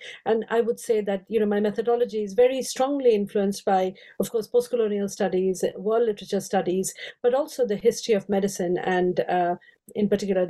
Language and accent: English; India; moved away as an adult; also born or lived in Oxford; I grew up in India, I have 5 Indian languages